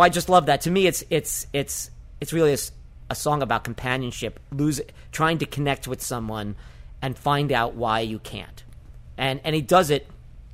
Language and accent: English; New York City, New York, United States; I grew up in the North Bronx